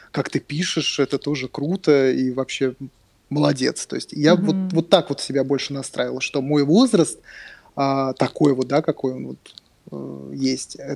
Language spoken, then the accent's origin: Russian; Moscow, Russia; я из Москвы. Ага. Да, а, я, из... я родился в Москве. Родился да, в Москве.